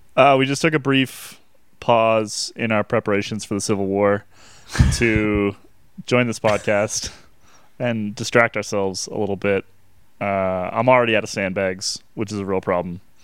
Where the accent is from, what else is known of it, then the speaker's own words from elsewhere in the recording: Vermont, United States; I grew up in Vermont, which is a, just so cold and so miserable all the time